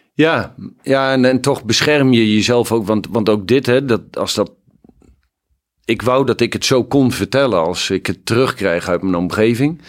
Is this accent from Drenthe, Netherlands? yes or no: yes; Hoogeveen, Drenthe, Netherlands; ik ben ontzettend fijn opgegroeid in Hogeveen